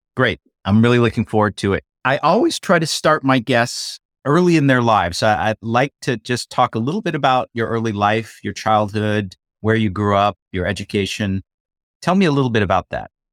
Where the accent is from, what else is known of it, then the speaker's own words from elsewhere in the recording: United States; being Chinese American